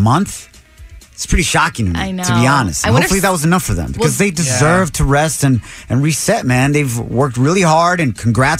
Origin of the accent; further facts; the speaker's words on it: Ocotlán, Jalisco, Mexico; moved away; also born or lived in Santa Ana; I'm from Jalisco, born and raised out there in Ocotlán. And then came over to Santa Ana